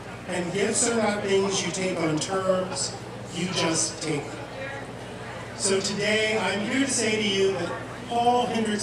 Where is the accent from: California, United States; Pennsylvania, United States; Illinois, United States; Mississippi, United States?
Mississippi, United States; growing up in Mississippi during the Civil Rights